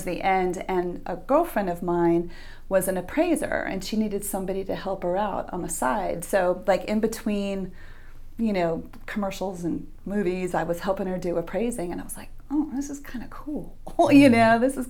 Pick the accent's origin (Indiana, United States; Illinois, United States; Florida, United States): Florida, United States; Miami; now in Hobe Sound, United States; I was raised in Miami, Florida. So I lived there for 40 plus years and moved to Hobe Sound in 2013